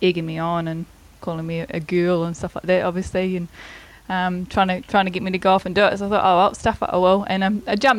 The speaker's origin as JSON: {"language": "English", "town": "Rangiora", "region": "Canterbury", "country": "New Zealand", "lives_now": "Christchurch, New Zealand", "said": "I am from Rangura, so I've always been from the South Island."}